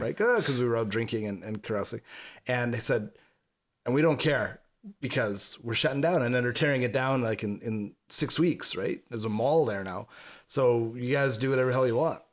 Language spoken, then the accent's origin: English; a suburb of Montreal, Quebec, Canada; we had a movie theater in my hometown, which was a suburb of Montreal